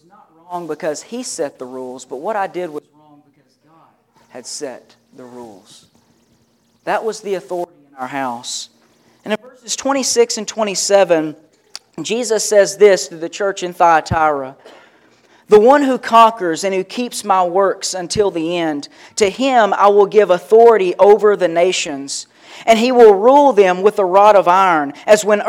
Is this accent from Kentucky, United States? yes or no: yes; Kentucky, United States; my dad built the house I grew up in Kentucky